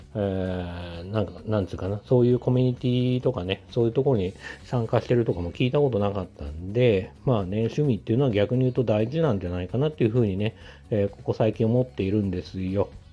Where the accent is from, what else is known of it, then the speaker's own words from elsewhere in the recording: Tokyo, Japan; 地元が東京のまあ、結構中心部分